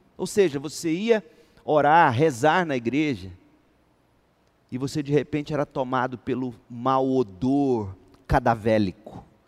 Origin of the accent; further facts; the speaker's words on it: Goiás, Brazil; nós, os goianos, como bons goianos